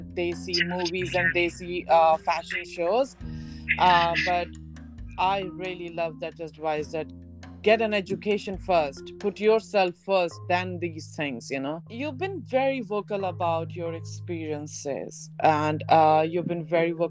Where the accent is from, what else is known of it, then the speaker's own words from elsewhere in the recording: Delhi, India; we both are born and brought up in Delhi